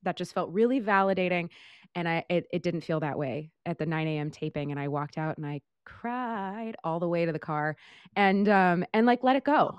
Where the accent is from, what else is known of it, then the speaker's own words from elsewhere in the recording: Modesto, California, United States; moved away as an adult; also born or lived in Portland; now in New York, United States; I was born in Northern California, lived in Portland for a couple years, and then moved back to Northern California, um, I'm from a small town in the Central Valley of, of the north side of the state called Modesto